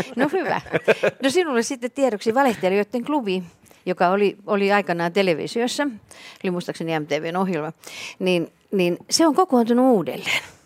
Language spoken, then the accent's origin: Finnish; Imatra, South Karelia, Finland; mä olen kotoisin Imatralta